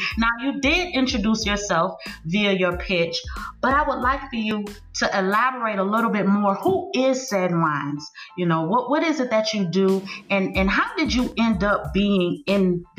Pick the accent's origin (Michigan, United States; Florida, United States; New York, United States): Florida, United States; Miami; growing up in Miami, when I first discovered that I could rap